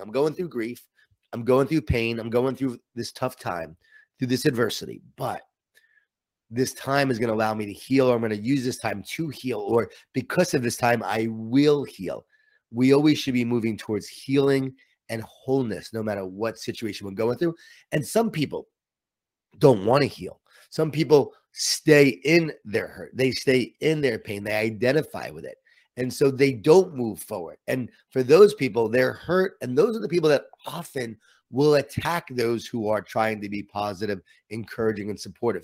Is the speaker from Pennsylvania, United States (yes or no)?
no; Long Island, New York, United States; I grew up in Long Island, New York